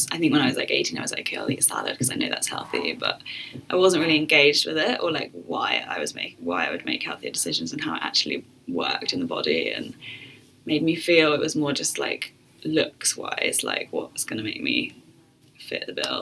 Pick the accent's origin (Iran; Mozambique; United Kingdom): United Kingdom; Bath, South West England; moved away as an adult; also born or lived in London; working for like a wedding catering company in my little village where I grew up in Bath